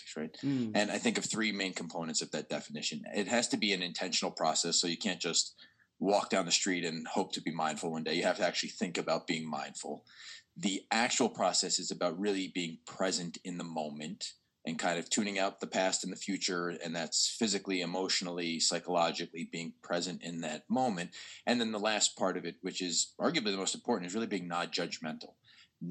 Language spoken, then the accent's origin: English; New York, United States; moved away as an adult; also born or lived in Baltimore, United States; now in Philadelphia, United States; I'm a New Yorker originally. I'm from New York, but I spent the last 15 years of my life in Baltimore